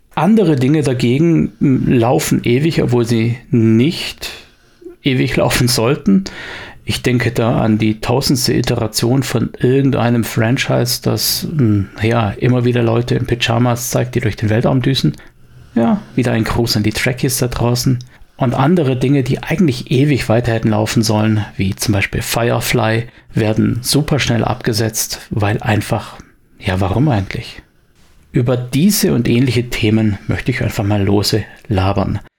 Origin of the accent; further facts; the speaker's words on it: Swabia, Germany; bei uns im Schwabenland